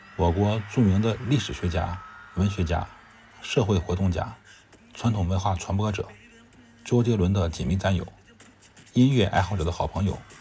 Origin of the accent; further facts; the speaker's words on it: China; 作为一个中国人